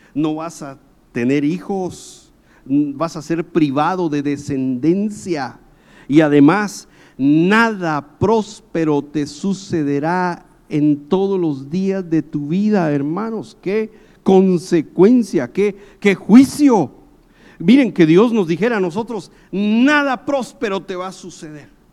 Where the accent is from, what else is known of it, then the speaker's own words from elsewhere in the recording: Guatemala; moved away as an adult; also born or lived in South America; Cuando yo salí de Guatemala para ir a Sudamérica